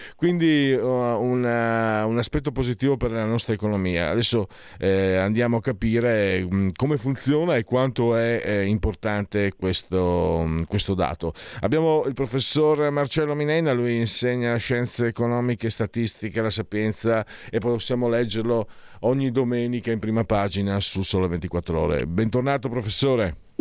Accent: Italy; Da dove vengo io, tra Friuli e Veneto

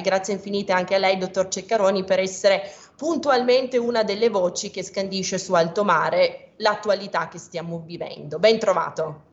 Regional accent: Piedmont, Italy; io sono piemontese

